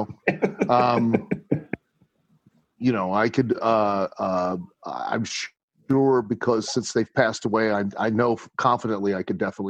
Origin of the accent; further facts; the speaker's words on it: Lima, Ohio, United States; Growing up in Lima was great. I mean, quite honestly, it's not a big town. You know what I mean? It's not a big city.